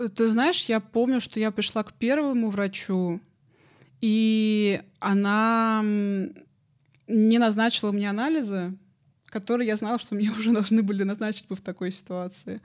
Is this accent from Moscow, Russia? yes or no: yes; Moscow, Russia; я сама из Москвы